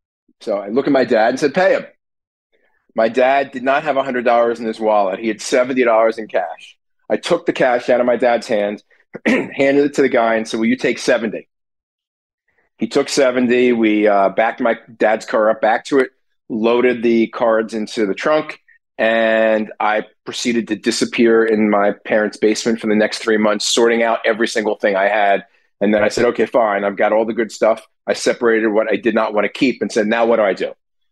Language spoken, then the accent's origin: English; New Jersey, United States; So I grew up in South Jersey, outside of Philly, and I was always a baseball fan.